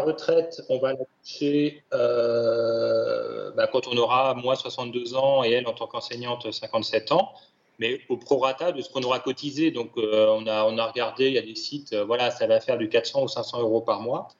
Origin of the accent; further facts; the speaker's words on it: Paris, Île-de-France, France; moved away as an adult; j'étais ni plus ni moins qu'un Parisien, jeune, cadre dynamique